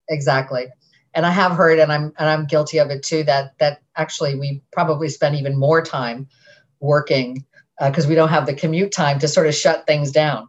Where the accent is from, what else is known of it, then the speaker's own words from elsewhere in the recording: Massachusetts, United States; I grew up in Massachusetts and, and I'm part of a, a community there